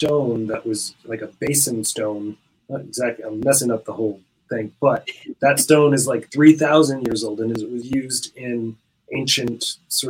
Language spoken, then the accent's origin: English; Rhode Island, United States; moved away as an adult; now in Ireland; I grew up in Rhode Island, America